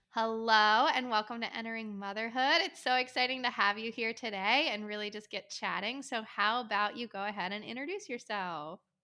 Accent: outside Trenton, New Jersey, United States; also born or lived in Pennsylvania; now in South Carolina, United States; grew up a little bit outside of Trenton, New Jersey.

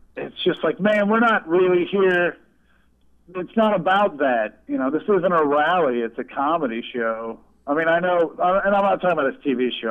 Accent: Kansas City, United States; I grew up outside Kansas City actually, so like we grew up in the rural suburbs

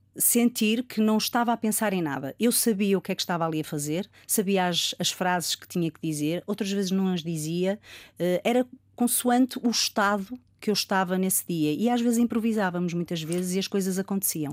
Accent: Rio Tinto, Norte, Portugal; also born or lived in Porto; eu nasci no Porto, vivi em Rio Tinto e, portanto, fui uma, uma criança que andei sempre pelas coletividades

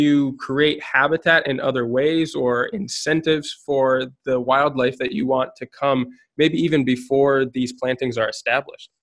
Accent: Minnesota, United States; also born or lived in Guatemala; now in Spain; I am based in Spain, though I'm from Minnesota

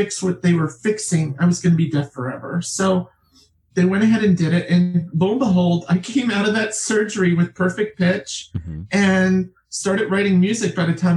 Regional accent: Liberty, New York, United States; I'm from the Catskills, Liberty, New York

